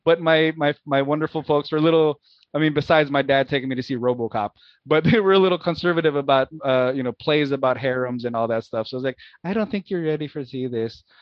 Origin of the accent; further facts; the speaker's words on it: Philippines; moved away; We we grew up in the Philippines, so growing up in the Philippines, uh, when you know as a as a young man